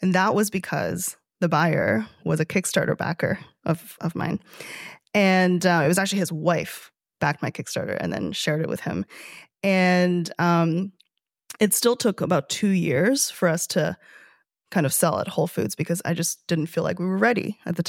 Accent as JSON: {"language": "English", "town": "Toronto", "region": "Ontario", "country": "Canada", "said": "we're about to launch in Canada, which I'm excited about because I'm from Toronto."}